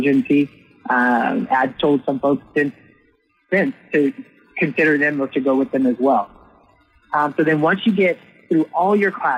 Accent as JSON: {"language": "English", "town": "New Orleans", "region": "Louisiana", "country": "United States", "tie": "born or raised there", "said": "I'm from Southern Louisiana, New Orleans, born and raised"}